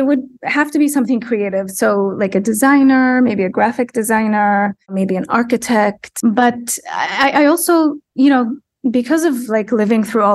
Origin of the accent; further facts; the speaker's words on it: Baghdad, Baghdad Governorate, Iraq; I grew up in Baghdad in the 80s, which was quite a tumultuous environment to be